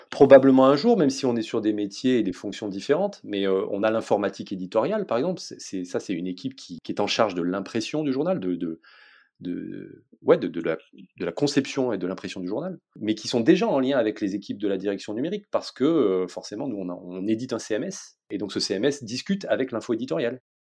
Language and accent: French; south of France, France; je viens du sud de la France